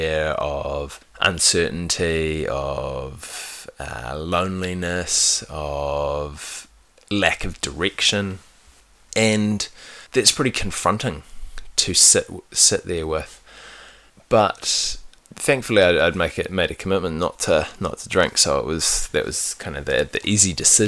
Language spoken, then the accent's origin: English; New Zealand; I grew up in New Zealand